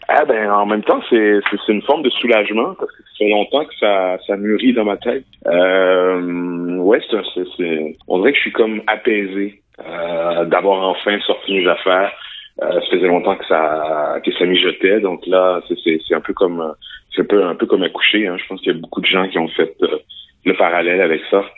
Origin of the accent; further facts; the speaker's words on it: Quebec, Canada; je suis né au Québec dans une petite ville